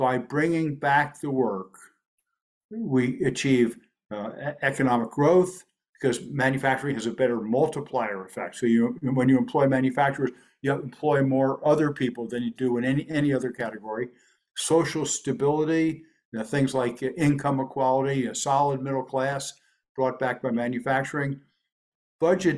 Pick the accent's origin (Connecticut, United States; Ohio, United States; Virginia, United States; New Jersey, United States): New Jersey, United States; Elizabeth; I grew up in Elizabeth, New Jersey.